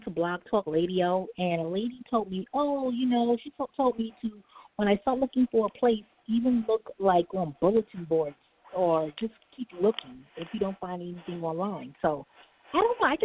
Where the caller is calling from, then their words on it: New York City, New York, United States; calling from New York